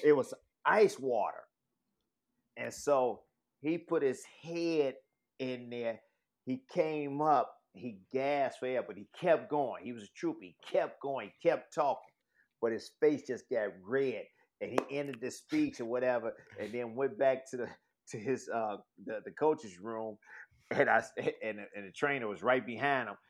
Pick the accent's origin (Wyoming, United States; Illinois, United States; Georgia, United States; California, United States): Illinois, United States; Chicago; I'm from Chicago